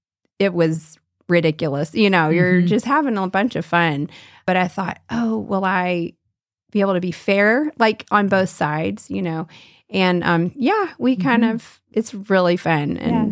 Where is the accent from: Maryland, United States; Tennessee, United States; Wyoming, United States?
Tennessee, United States; Nashville; Well, I'm from Nashville, Tennessee, so you and I share some southern roots